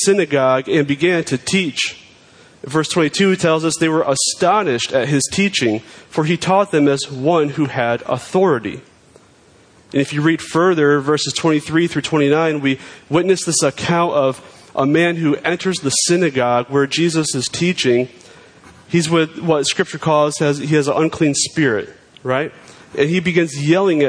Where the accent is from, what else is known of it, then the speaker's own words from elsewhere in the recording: New York, United States; I'm a New Yorker